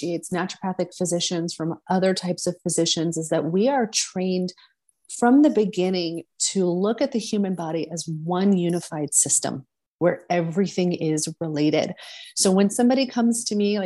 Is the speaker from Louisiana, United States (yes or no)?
yes; New Orleans, Louisiana, United States; moved away as an adult; also born or lived in San Francisco; I grew up in New Orleans